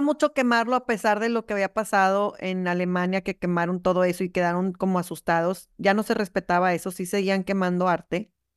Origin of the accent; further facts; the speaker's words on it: Monterrey, Nuevo León, Mexico; yo soy, nosotros somos de Monterrey, bueno, yo soy de Monterrey